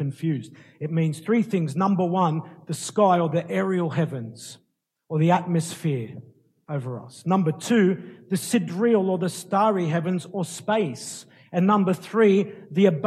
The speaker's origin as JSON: {"language": "English", "town": "Sydney", "region": "New South Wales", "country": "Australia", "tie": "born or raised there", "said": "I was born in Sydney, lived in Sydney all my life"}